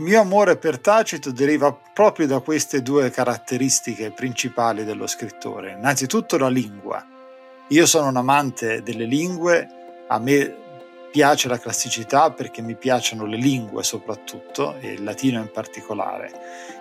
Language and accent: Italian; Corinaldo, Marche, Italy; moved away as an adult; also born or lived in Knoxville, Tennessee; now in Tennessee, United States; Io sono cresciuto nelle Marche